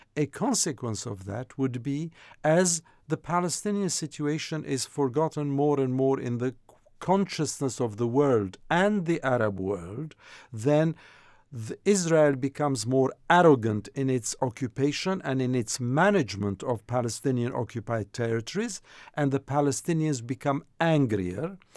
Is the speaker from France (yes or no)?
yes; France; also born or lived in Jordan; I come from Jordan, so I have that umbilical cord with the country, even though I grew up in France, as you know. So I was a kid when I left the region